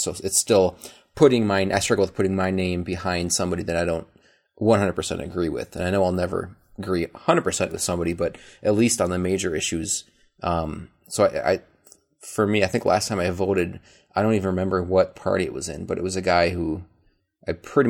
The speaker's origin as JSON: {"language": "English", "region": "Minnesota", "country": "United States", "said": "I'm from Minnesota."}